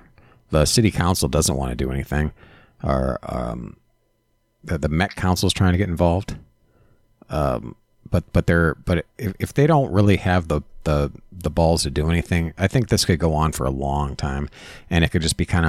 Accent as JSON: {"language": "English", "town": "Minneapolis", "region": "Minnesota", "country": "United States", "tie": "born or raised there", "said": "I was born and raised here in Minneapolis"}